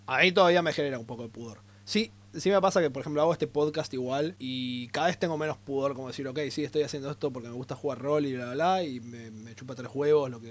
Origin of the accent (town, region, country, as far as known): Argentina